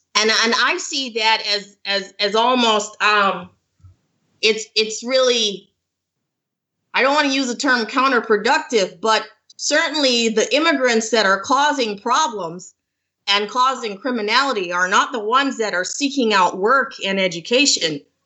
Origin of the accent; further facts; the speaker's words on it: Jamaica; moved away as an adult; now in Toronto, Canada; I'm from Jamaica. So I am a, a new, um, well, I'm in the process of immigration. I'm, I'm, I'm living in Toronto right now